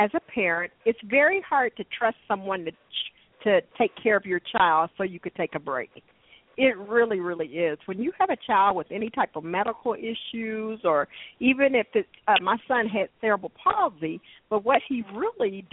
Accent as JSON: {"language": "English", "town": "Dallas", "region": "Texas", "country": "United States", "tie": "born or raised there", "said": "I was born and raised here in Dallas"}